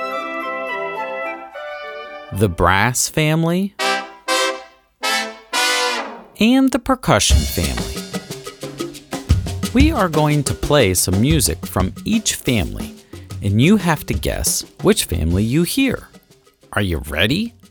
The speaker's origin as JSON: {"language": "English", "town": "Pittsburgh", "region": "Pennsylvania", "country": "United States", "said": "I'm from Pittsburgh"}